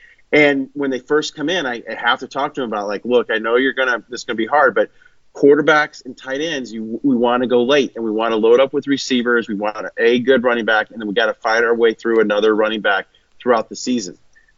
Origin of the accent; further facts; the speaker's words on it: Kansas City, Missouri, United States; I'm a huge Chiefs fan. I grew up in Kansas City.